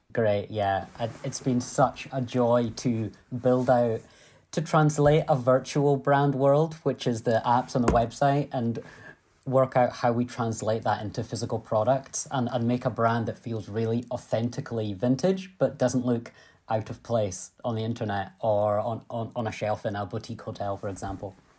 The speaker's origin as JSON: {"language": "English", "region": "Scotland", "country": "United Kingdom", "said": "I'm a Scottish entrepreneur."}